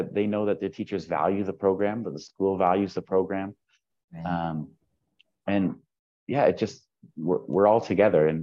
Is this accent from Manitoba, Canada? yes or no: no; Southern Ontario, Canada; moved away as an adult; now in Vienna, Austria; as a kid growing up in Southern Ontario